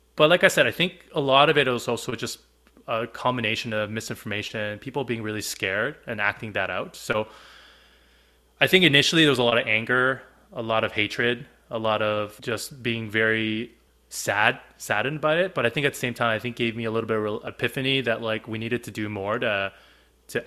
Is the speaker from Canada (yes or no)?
yes; Canada; also born or lived in Korea; I'm Korean Canadian. I was born in Korea. I moved here when I was 7. I'm Canadian for all the intents and purposes